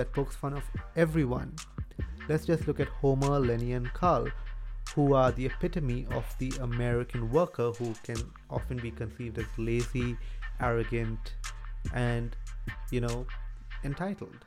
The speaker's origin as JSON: {"language": "English", "country": "India", "said": "I'm Indian and I'm Catholic"}